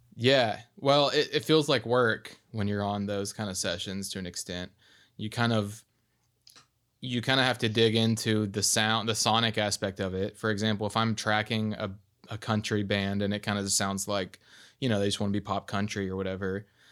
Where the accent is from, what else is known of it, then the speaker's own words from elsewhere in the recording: Arkansas, United States; I'm from Arkansas